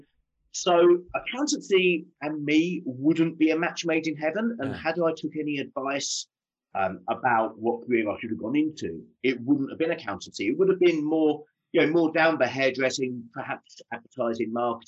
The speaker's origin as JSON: {"language": "English", "town": "Southend-on-Sea", "region": "East of England", "country": "United Kingdom", "tie": "born or raised there", "said": "I grew up in Southend-on-Sea in Essex."}